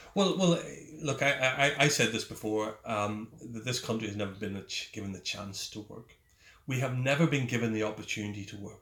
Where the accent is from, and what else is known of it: Ulster, Northern Ireland, United Kingdom; also born or lived in Germany